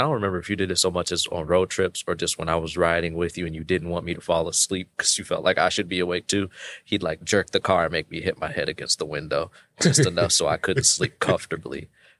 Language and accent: English; Chicago, Illinois, United States; born and raised in Chicago, Illinois, South Side till I die.